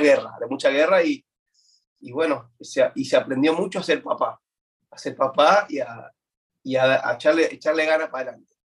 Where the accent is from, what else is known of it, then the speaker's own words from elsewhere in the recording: Buenos Aires, Argentina; now in United States; nací en Buenos Aires, Argentina, siempre me he criado ¿no? dentro de la, iglesia